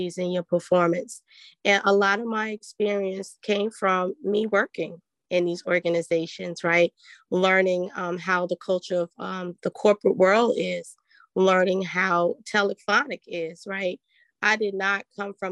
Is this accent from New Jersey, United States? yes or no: yes; New Jersey, United States; I'm from New Jersey